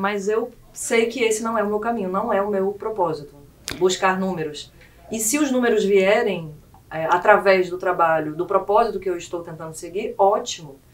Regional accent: Rio Grande do Sul, Brazil; now in Roraima, Brazil; muito amor pelas minhas raízes gaúchas

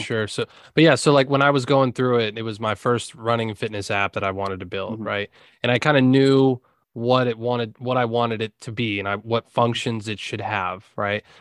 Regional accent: Pennsylvania, United States; also born or lived in Blacksburg, Virginia; we're both from Pennsylvania, but we moved uh, down to Virginia

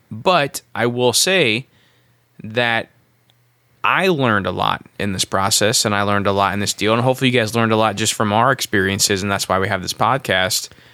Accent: Midwest, United States; I'm from the Midwest.

